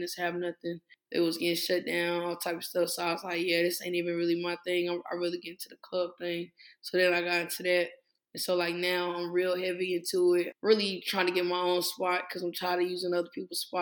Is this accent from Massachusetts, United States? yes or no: no; Henderson, North Carolina, United States; I'm from Henderson